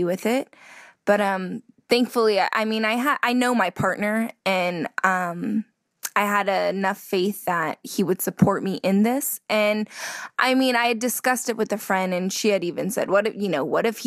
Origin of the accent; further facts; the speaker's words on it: California, United States; I'm from California